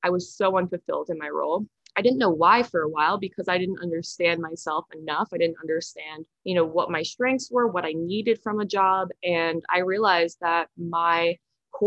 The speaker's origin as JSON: {"language": "English", "area": "Westchester", "region": "New York", "country": "United States", "also_born_or_lived": "San Francisco", "lives_now": "Stamford, United States", "said": "I am from Westchester, New York, but I'm currently living in Stamford, Connecticut"}